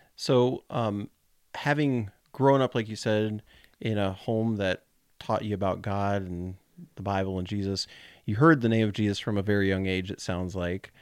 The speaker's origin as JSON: {"language": "English", "region": "Colorado", "country": "United States", "tie": "born or raised there", "moved": "yes", "lives_now": "Kentucky, United States", "said": "growing up in Colorado"}